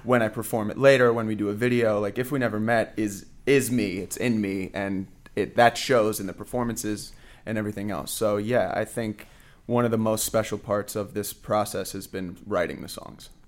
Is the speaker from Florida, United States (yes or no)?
yes; Fort Lauderdale, Florida, United States; now in Orlando, United States; I grew up in Fort Lauderdale